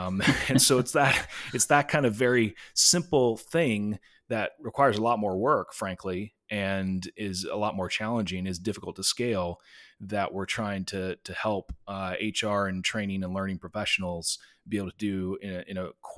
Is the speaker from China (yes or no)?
yes; China; I grew up overseas in China and went to an international school.